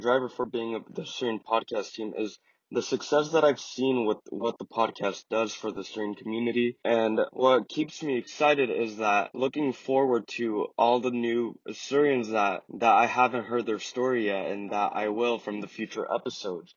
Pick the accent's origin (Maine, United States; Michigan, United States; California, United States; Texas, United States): California, United States; Turlock; I am from Turlock, California